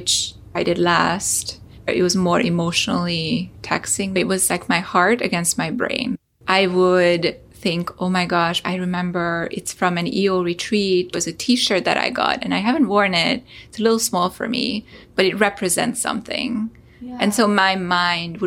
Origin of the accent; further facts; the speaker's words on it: Hungary; moved away; I'm originally from Hungary